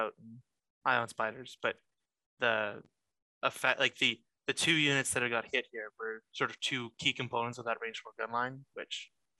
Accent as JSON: {"language": "English", "country": "Canada", "said": "I'm Canadian"}